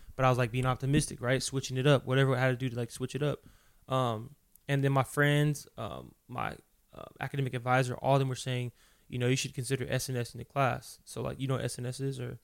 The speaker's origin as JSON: {"language": "English", "town": "Fontana", "region": "California", "country": "United States", "tie": "born or raised there", "also_born_or_lived": "Los Angeles, California", "said": "From, uh, Southern California, born in the L A. Uh, but I'm really from Fontana, California"}